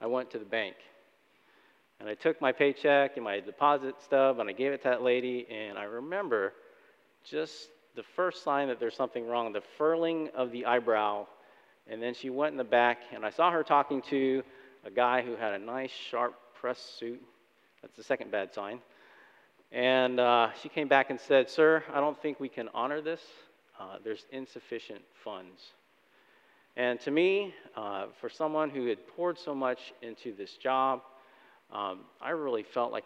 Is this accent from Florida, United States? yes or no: yes; Florida, United States; moved away as an adult; also born or lived in Chicago suburbs, Illinois; Debbie and I were born and raised in Florida